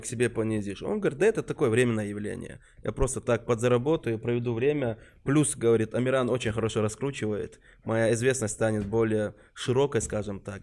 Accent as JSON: {"language": "Russian", "region": "Chechen Republic", "country": "Russia", "tie": "born or raised there", "said": "из Чечни, Чечен Репаблик"}